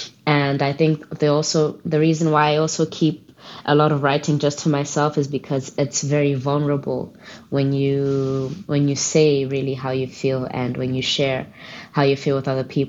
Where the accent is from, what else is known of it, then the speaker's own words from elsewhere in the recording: Gambia; also born or lived in Botswana; I grew up in the Gambia, and when I was younger, because of my mom's work, I was born in Botswana, but we moved to the Gambia, the smiling coast of Africa, they used to call it.